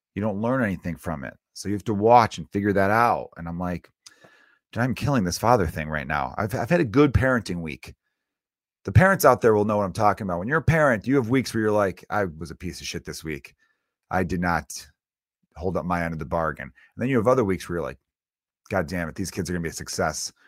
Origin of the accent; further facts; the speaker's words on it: Chicago, Illinois, United States; growing up in Chicago